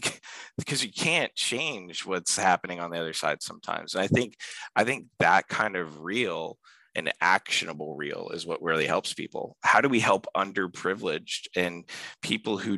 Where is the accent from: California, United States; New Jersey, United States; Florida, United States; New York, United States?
Florida, United States; Pine Hills; I grew up in Pine Hills, Florida